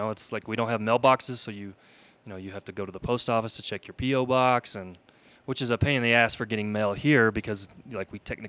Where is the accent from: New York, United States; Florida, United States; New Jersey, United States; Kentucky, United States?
Kentucky, United States; born or raised there; moved away as an adult; now in Palmer Lake, United States